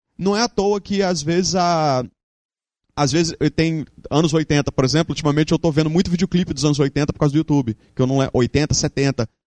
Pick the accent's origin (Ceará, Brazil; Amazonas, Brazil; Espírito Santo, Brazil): Espírito Santo, Brazil; moved away as an adult; also born or lived in Santa Maria, Rio Grande do Sul; eu sou capixaba, sempre fui, voltei para cá por isso, mas eu morei cinco anos no Rio Grande do Sul